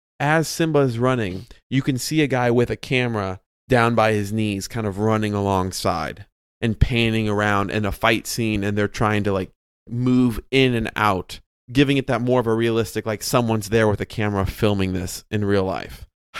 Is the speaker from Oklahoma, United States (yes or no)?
no; Chicago, Illinois, United States; accent: Chicago; I say Sasquatch, but that's my Midwest accent. That's my Chicago accent there.